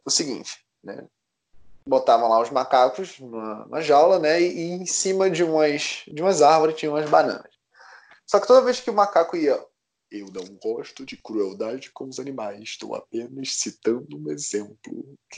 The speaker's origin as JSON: {"language": "Portuguese", "town": "Recife", "region": "Pernambuco", "country": "Brazil", "tie": "born or raised there", "said": "Eu nasci em Recife"}